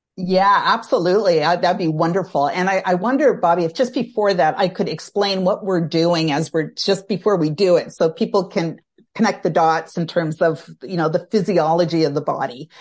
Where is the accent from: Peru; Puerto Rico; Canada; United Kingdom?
Canada; I'm Canadian. I, uh, live outside of Toronto, uh, Canada